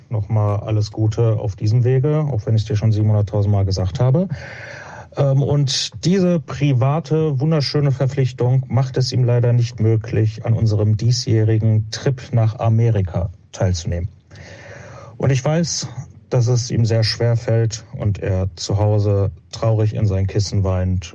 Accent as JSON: {"language": "German", "town": "Witten", "region": "North Rhine-Westphalia", "country": "Germany", "said": "ich komme aus Witten, aus dem wunderschönen sonnigen Witten"}